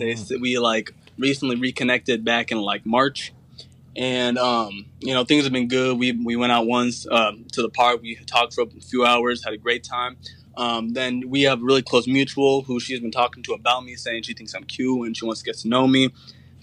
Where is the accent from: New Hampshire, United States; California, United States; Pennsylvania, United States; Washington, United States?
California, United States; San Jose; South Bay. I'm from San Jose.